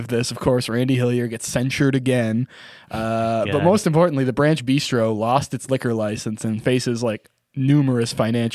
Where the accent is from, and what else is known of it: rural area near Kemptville, Ontario, Canada; born or raised there